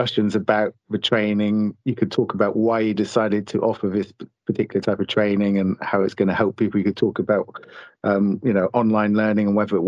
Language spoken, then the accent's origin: English; United Kingdom; we're British